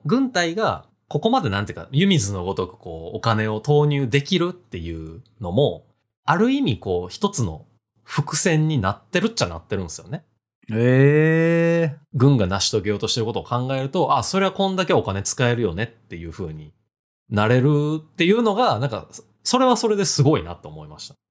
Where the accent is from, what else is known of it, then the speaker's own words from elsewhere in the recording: Hirakata, Osaka, Japan; 僕の地元、平パー